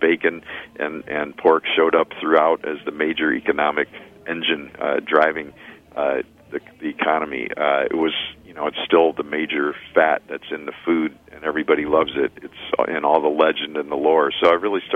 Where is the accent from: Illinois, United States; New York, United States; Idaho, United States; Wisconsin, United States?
Illinois, United States; Chicago; now in Ann Arbor, United States; I grew up in Chicago